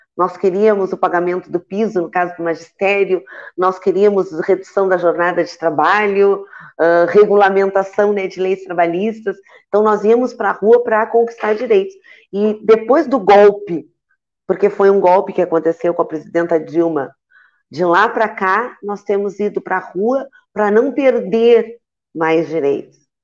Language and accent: Portuguese; Santa Vitória do Palmar, Rio Grande do Sul, Brazil; Santa Vitória, que é a minha terra natal